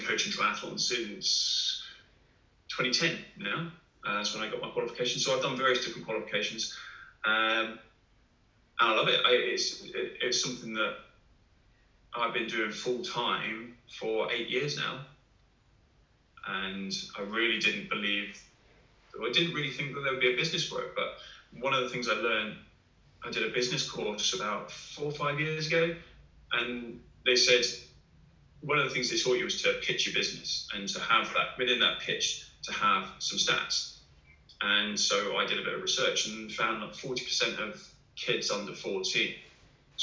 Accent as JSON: {"language": "English", "area": "Hertfordshire", "region": "East of England", "country": "United Kingdom", "tie": "born or raised there", "said": "I grew up in Hertfordshire, not far from the Grand Union Canal."}